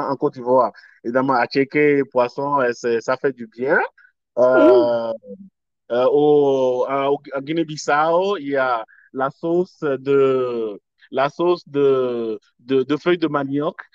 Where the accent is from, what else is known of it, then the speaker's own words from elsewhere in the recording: Togo; OK, au Togo, je suis togolais d'origine.